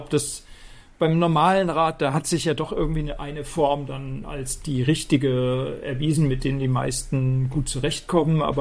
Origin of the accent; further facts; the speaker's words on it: Rhineland-Palatinate, Germany; Ich komme aus dem Westerwald